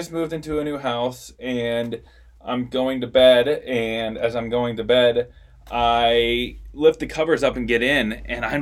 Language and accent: English; Columbus, Nebraska, United States; now in Omaha, United States; I'm originally from Columbus, Nebraska